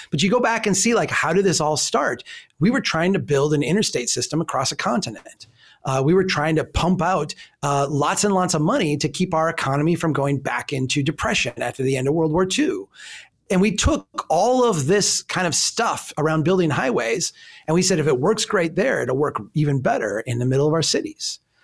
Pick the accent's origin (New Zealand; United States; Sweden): United States; Minnesota; I'm from Minnesota